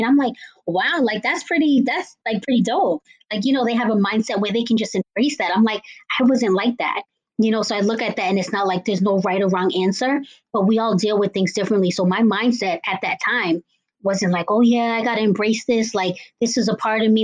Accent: Cambridge, Massachusetts, United States; I am from Cambridge, Massachusetts

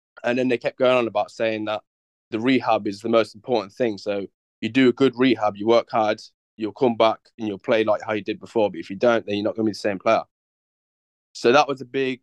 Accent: Coventry, West Midlands, United Kingdom; I joined the bodybuilding style gym in my hometown, Coventry.

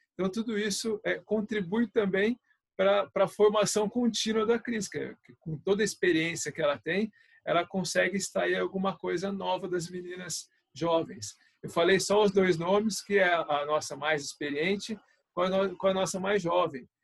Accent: São José dos Campos, São Paulo, Brazil; na minha cidade, eu sou de São José dos Campos

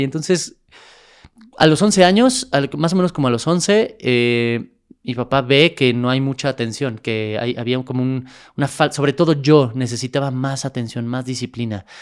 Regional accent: Mexico City, Mexico; also born or lived in El Paso, Texas; nací en Texas, pero crecí toda mi vida en, la Ciudad de México

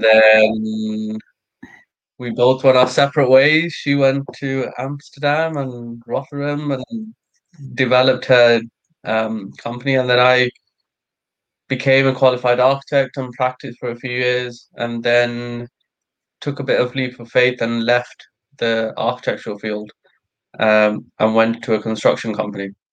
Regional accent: Sri Lanka; moved away; I'm Sri Lankan. I was born in Sri Lanka

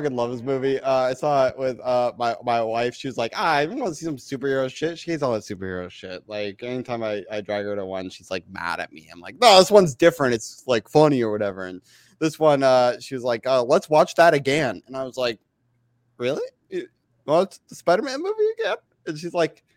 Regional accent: Canada; accent: Canadian; As a Canadian who loves movies, lives close enough to Toronto.

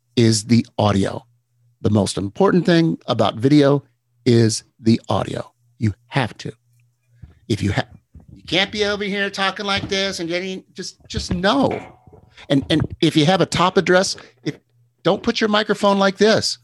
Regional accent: Texas, United States; moved away; I, I grew up in Texas.

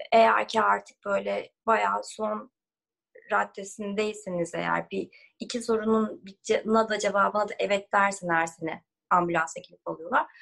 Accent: Turkey; moved away as an adult; also born or lived in Los Angeles, United States

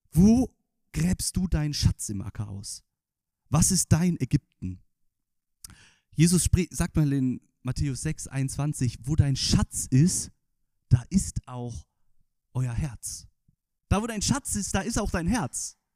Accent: Northern Germany, Germany; ich als Norddeutscher habe das natürlich nicht gelernt als Kind

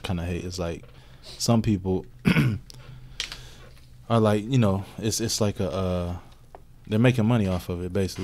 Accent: Radcliff, Kentucky, United States; also born or lived in New York; now in Louisville, United States; I grew up in Radcliffe

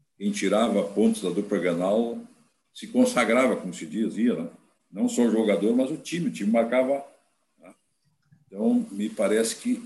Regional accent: São Borja, Rio Grande do Sul, Brazil; nós nos criamos, o estádio perto do Internacional de São Borja

